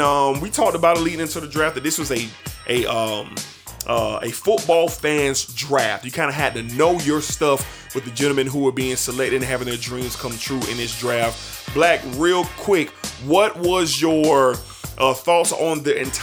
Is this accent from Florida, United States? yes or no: yes; Jacksonville, Florida, United States; my hometown team, the Jacksonville Jaguars